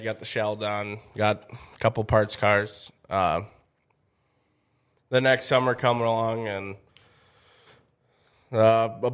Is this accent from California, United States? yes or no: no; Karlstad, Minnesota, United States; I was born and raised in Carlstead. Haven't left far